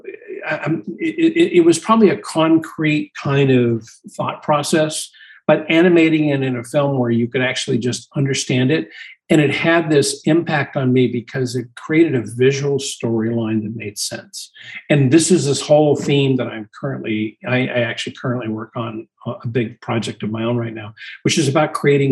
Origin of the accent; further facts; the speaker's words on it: Glendale, California, United States; I actually was born and raised in Glendale.